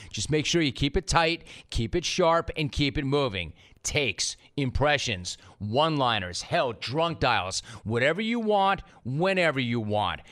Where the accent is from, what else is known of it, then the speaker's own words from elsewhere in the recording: Huntington Beach, California, United States; I'm from Huntington Beach